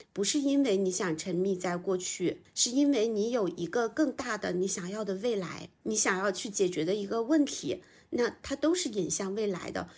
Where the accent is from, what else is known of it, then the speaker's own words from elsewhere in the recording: a small town in northern China, China; moved away as an adult; also born or lived in Beijing; 我是北方小镇出生，然后到北京来读大学，之后我就想要留京，就进到了一家中字头的央企